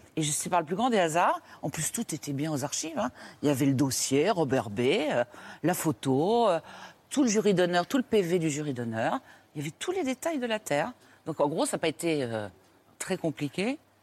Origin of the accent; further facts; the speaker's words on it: Tours, Centre-Val de Loire, France; je suis de Tours